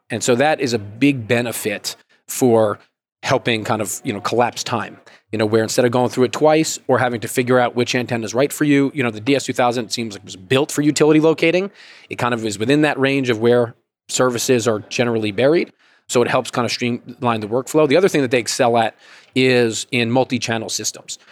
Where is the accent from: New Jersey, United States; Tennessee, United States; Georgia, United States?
Georgia, United States; I'm from Georgia